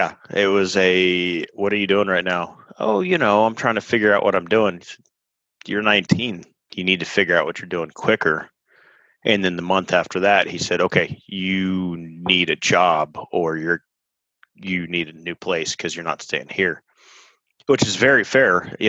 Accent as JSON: {"language": "English", "town": "Austin", "region": "Texas", "country": "United States", "tie": "born there", "said": "I'm from Austin originally. I was born here in 1981 and ended up kind of moving all over the country."}